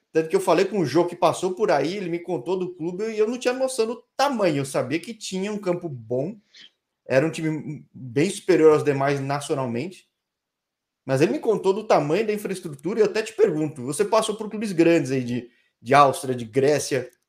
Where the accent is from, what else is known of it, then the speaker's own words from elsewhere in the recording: São Paulo, Brazil; É, é minha terra, né? São Paulo, a cidade de pedra.